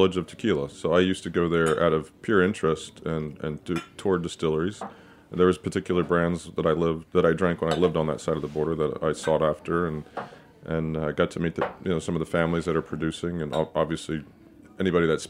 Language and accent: English; Texas, United States; I grew up in Texas